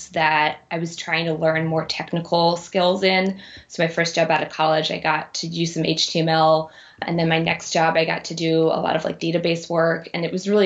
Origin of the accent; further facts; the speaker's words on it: Maryland, United States; moved away as an adult; now in Chicago, United States; Originally from Maryland, right outside of DC